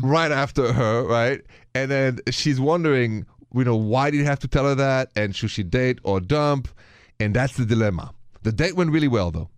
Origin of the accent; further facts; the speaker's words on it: France; accent: French; My accent is French.